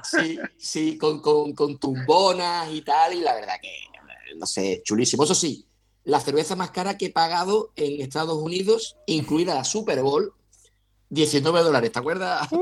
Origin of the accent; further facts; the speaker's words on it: Huelva, Andalusia, Spain; yo sabes que soy de Huelva y vivo en Huelva